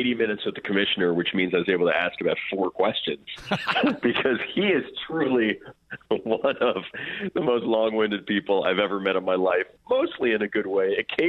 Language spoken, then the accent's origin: English; New York City, New York, United States; I didn't follow Big Ten football growing up in New York City